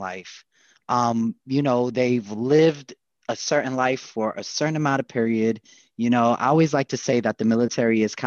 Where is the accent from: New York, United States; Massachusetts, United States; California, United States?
New York, United States; New York City; I grew up in Harlem.